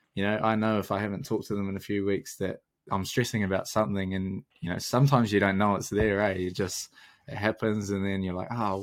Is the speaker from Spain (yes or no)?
no; Taranaki, New Zealand; moved away as an adult; now in Dunedin, New Zealand; growing up in Taranaki